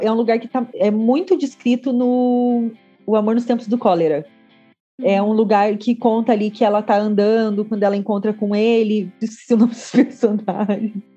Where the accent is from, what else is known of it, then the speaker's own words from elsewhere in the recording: Santa Catarina, Brazil; eu sou do estado da Chapecoense